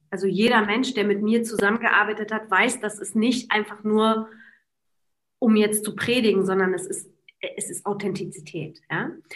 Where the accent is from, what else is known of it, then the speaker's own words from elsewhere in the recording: Poland; moved away; selber als Polen